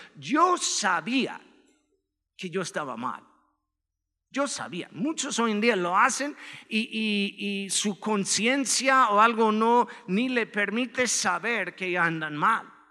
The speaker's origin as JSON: {"language": "Spanish", "town": "Chicago", "region": "Illinois", "country": "United States", "moved": "yes", "lives_now": "Mexico", "said": "Soy de Chicago, este, originalmente"}